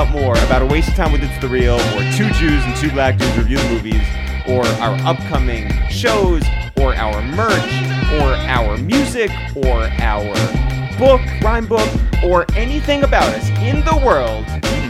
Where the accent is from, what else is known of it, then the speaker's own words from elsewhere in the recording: Taipei, Taiwan; Well, we grew up in Taipei, so yeah, I guess so.